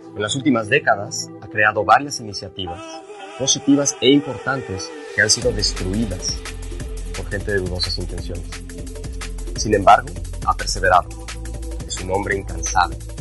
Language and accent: Spanish; Mexico; Yo nací y crecí en México, en el seno de una familia política